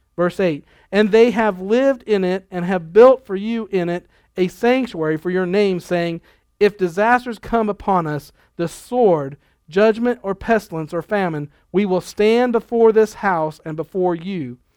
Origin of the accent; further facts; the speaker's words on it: Lexington, Nebraska, United States; we were growing up in Nebraska in a real small town, uh, Lexington